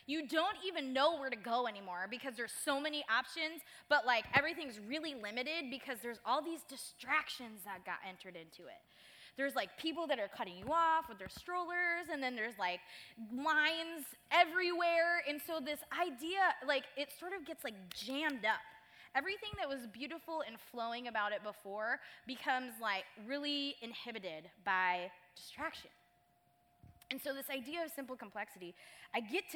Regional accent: Michigan, United States; moved away as an adult; now in Southern California, United States; I'm from Michigan

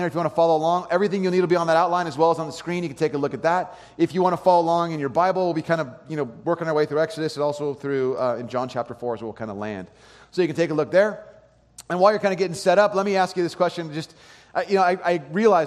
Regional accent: California, United States; I grew up in California.

